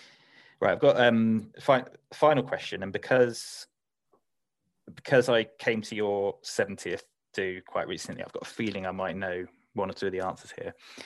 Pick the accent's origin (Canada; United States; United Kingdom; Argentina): United Kingdom; Whitchurch; Actually, funny enough, I met Steve Perryman the other day because I'm from Whitchurch, and I was in the social club